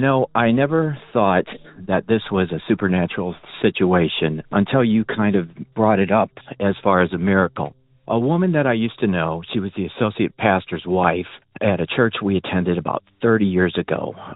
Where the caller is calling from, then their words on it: Illinois, United States; I'm calling from Illinois.